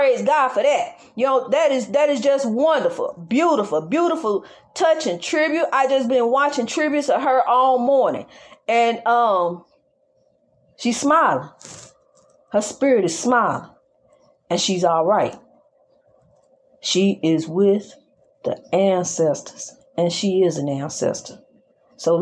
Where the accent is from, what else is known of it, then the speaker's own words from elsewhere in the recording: United States; I'm an American citizen just like you is. I was born over here just like you was